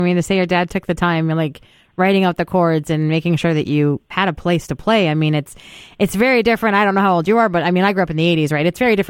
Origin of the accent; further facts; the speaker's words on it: Calgary, Alberta, Canada; also born or lived in Standard, Alberta; because we moved to the country when I was like 13 from Calgary out to Standard, right? So just outside Strathmore.